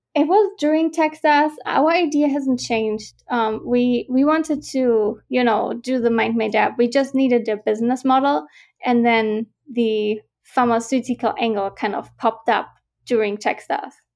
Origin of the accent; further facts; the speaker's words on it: Germany; moved away as an adult; also born or lived in Vienna, Austria / Glasgow, Scotland; I'm originally from Germany